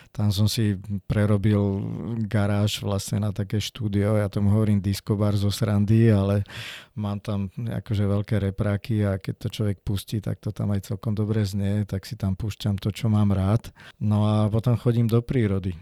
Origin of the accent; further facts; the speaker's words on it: Piešťany, Trnava Region, Slovakia; My sme vyrastali v Piešťanoch v parku, tam sme mali služobný byt